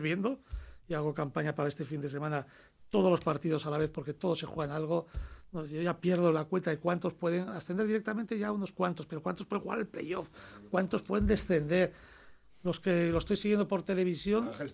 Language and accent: Spanish; Huesca, Aragon, Spain; los que somos de Huesca